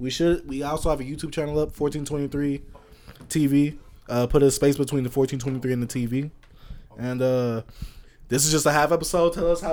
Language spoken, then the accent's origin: English; Dallas, Texas, United States; I'm from Dallas.